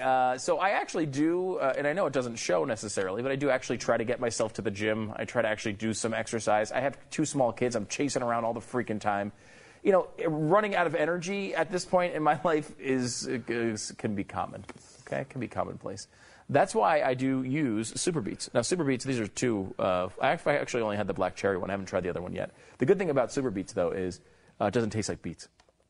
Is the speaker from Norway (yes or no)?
no; Canada; I mean, first of all, I'm a Canadian sports celebrity.